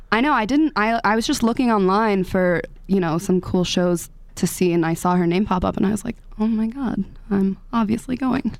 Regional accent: 15 minutes outside DC, grew up in DC, Maryland, United States; moved away as an adult; also born or lived in Washington, D.C.; now in Boulder, United States; I'm from Maryland originally.

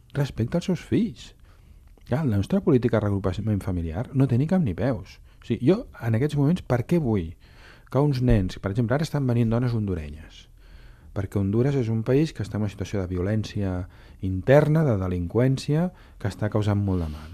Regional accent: Catalonia, Spain; com a catalans, com a ciutat catalana

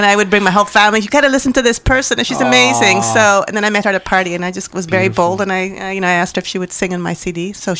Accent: El Salvador; moved away; also born or lived in San Diego, California; Actually, I'm from El Salvador.

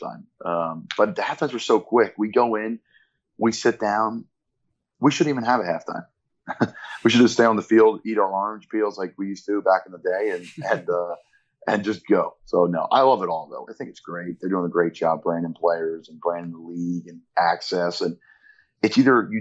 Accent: Pennsylvania, United States; now in Plant City, United States; I'm from Pennsylvania

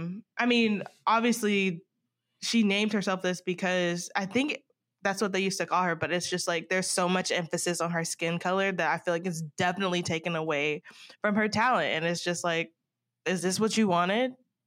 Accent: the South, United States; I'm from the South, so I'm just like, I just want to root for her so bad

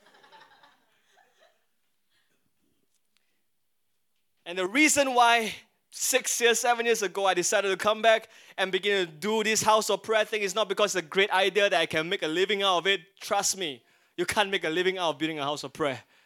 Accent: Singapore; as a Singaporean, yellow skin, Asian, Singaporean boy there

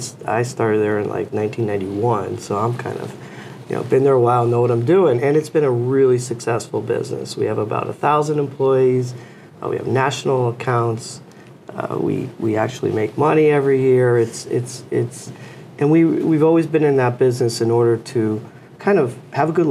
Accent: Newington, Connecticut, United States; I'm from Newington, Connecticut, and love this area. I've lived here my whole life.

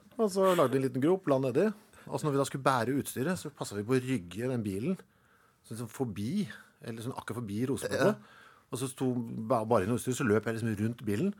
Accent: Norway; jeg er norsk

